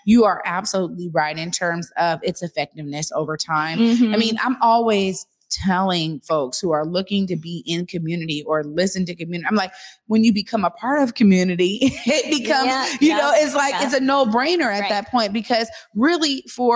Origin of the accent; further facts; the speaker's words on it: Seattle, Washington, United States; I come from the Garfield era of Clarence Acox